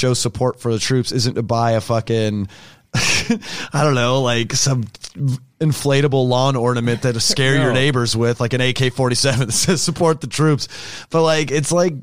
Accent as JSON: {"language": "English", "town": "Sacramento", "region": "California", "country": "United States", "said": "I'm from Sacramento. It's a hick town, like where I'm from, like the suburbs"}